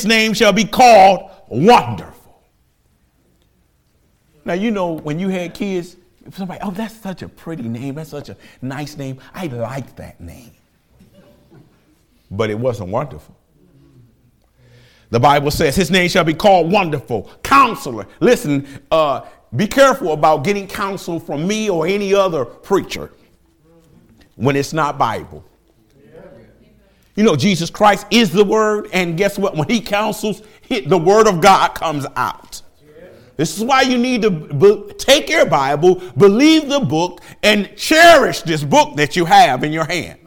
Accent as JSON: {"language": "English", "town": "Detroit", "region": "Michigan", "country": "United States", "moved": "yes", "lives_now": "Lima, United States", "said": "I do not apologize for being from Detroit"}